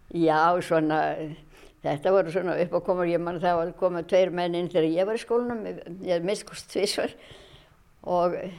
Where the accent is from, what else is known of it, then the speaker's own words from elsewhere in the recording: Ísafjörður, Westfjords, Iceland; Ég er frá Ísafjörði, ég er fætt á uppælarnu og hef alltaf búið hér.